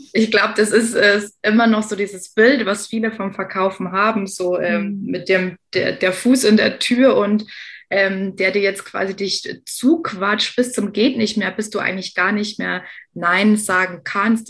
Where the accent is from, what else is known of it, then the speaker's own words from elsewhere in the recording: Lower Bavaria, Germany; Als äh, gebürtige Niederbayerin habe ich den Dialekt verstanden